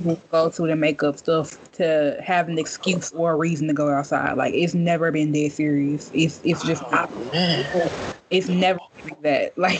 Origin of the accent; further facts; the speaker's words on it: Memphis, Tennessee, United States; I'm so Southern. Like, I'm from the South in the best way that could possibly be. There ain't no place in the world like Memphis, and you rarely gonna find people who are from Memphis anywhere else.